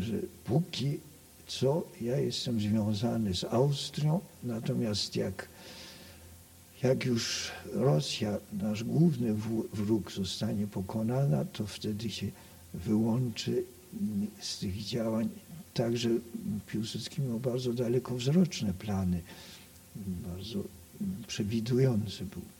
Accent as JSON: {"language": "Polish", "country": "Poland", "tie": "born or raised there", "said": "ten dom, bo ja to zawsze nazywam domem, skoro się tutaj urodziłem i wychowałem"}